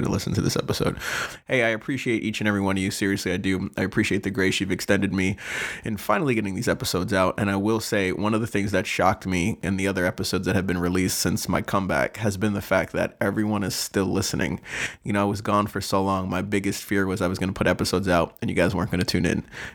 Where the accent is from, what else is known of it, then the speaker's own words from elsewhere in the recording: Long Island, New York, United States; moved away; also born or lived in Albany, New York; I'm originally from New York, which you didn't even know, Long Island